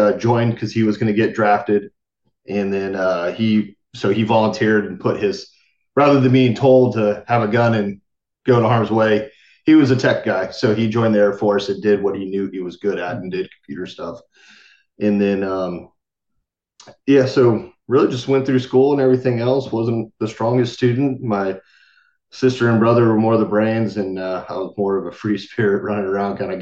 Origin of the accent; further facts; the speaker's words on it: San Jose, California, United States; I was born and raised in California, San Jose, to be exact